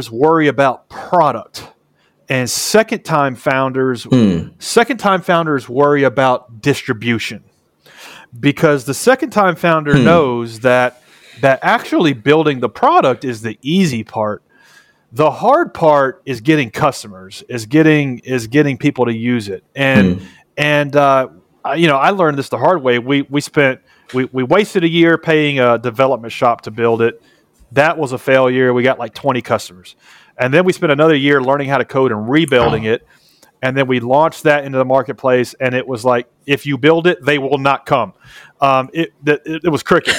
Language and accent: English; Nashville, Tennessee, United States; I'm from Nashville, Tennessee, which is the home of country music